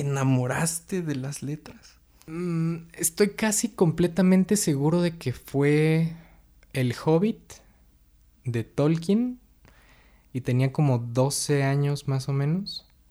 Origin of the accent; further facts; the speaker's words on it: Atizapán de Zaragoza, State of Mexico, Mexico; also born or lived in Villa del Carbón; Pues yo nací en el Estado de México, somos eh, vecinos del municipio de Atizapán de Zaragoza. Eh, aquí crecí la, mayor parte de mi vida